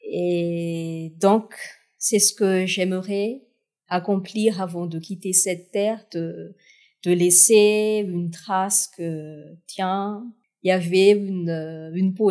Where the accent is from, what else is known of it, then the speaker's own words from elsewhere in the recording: South-West, France; j'ai choisi ce, ce, titre de 1 pour euh, marquer d'où je viens, du sud-ouest, euh, en hommage de ma ville natale